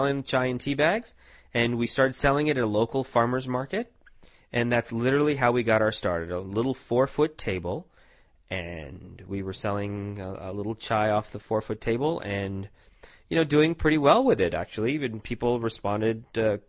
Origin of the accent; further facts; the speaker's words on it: Tucson, Arizona, United States; also born or lived in India / New York City; when I was 9, we moved to sunny Tucson, Arizona, where my parents decided to purchase a motel in Tucson, and started running their own business. We have stayed here ever since. I'm still here, some 30 years later. And we've done very, very well here. I grew up here.